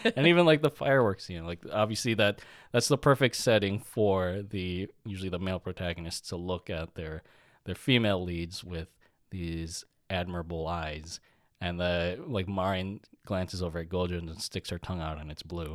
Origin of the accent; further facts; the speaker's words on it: United States; growing up in America, in our school systems, our lunches were shit